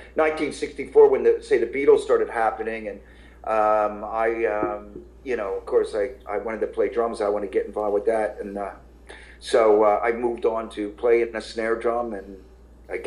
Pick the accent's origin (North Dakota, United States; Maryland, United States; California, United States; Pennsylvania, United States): Pennsylvania, United States; Levittown; moved away as an adult; now in Philadelphia, United States; I grew up in Levittown. I did. Yeah, I lived a lot of years in Philly, in the city, but I grew up in Levittown